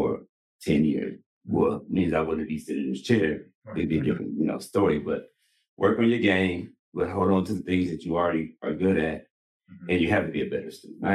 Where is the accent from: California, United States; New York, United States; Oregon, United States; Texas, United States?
California, United States; Los Angeles; single mom, growing up in South Central